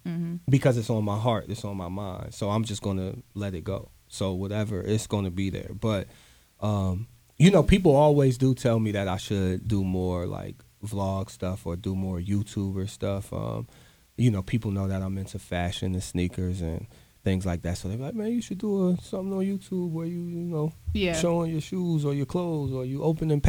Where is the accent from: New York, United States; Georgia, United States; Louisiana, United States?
New York, United States; Brooklyn; But you know, I'm from Brooklyn, so.